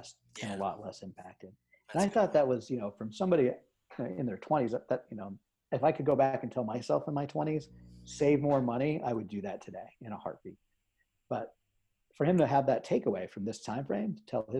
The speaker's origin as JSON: {"language": "English", "town": "Omaha", "region": "Nebraska", "country": "United States", "tie": "born or raised there", "said": "I grew up in Omaha, Nebraska"}